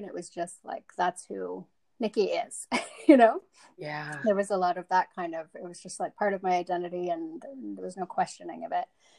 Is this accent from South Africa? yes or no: yes; South Africa; moved away; they live in the suburbs. That's kind of where we moved to when we came from South Africa.